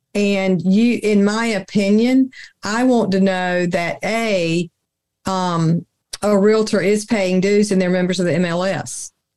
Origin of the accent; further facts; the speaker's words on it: the South, United States; I'm from the South